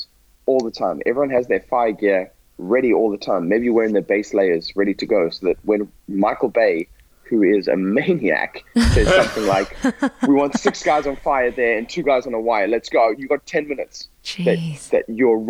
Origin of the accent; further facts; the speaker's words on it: Botswana; moved away as an adult; I grew up in Botswana in a tiny town where these sports don't exist.